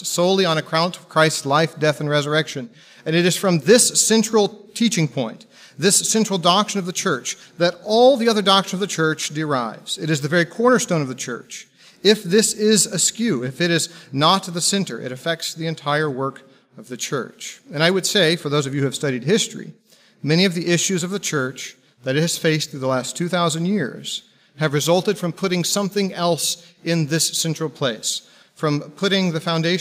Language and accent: English; Texas, United States; moved away; I'm originally from Texas